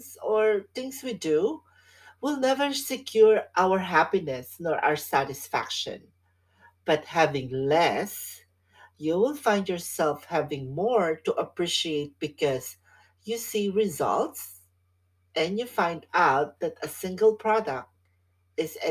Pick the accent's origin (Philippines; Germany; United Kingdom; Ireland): Philippines; now in California, United States; When I was growing up in the Philippines